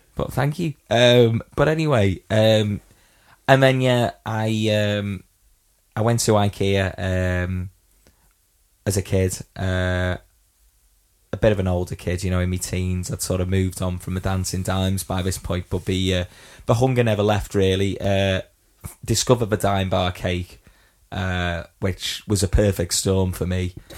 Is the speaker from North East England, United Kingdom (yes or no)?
no; Widnes, North West England, United Kingdom